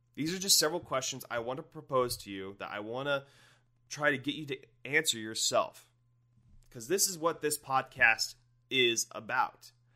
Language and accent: English; Northwest Ohio, United States; I'm from Ohio, born and raised in Northwest Ohio.